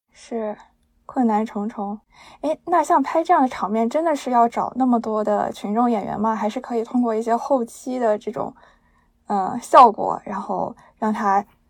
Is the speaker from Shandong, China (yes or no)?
yes; Qingdao, Shandong, China; moved away; 我的老家青岛